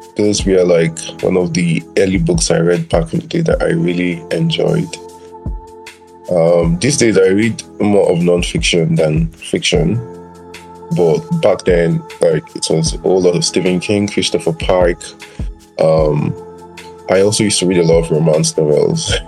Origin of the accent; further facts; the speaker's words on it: Nigeria; i was born in Nigeria, lived here all my life